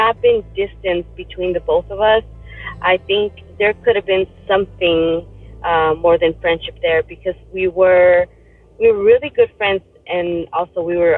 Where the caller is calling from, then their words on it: Tucson, Arizona, United States; I am calling in from Tucson, Arizona.